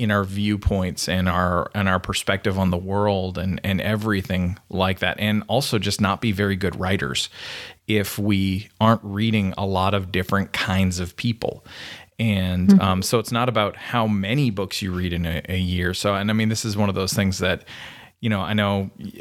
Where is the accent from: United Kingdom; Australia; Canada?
Canada; now in United States; I'm a Canadian, so sorry. Everybody knows that from the way I talk funny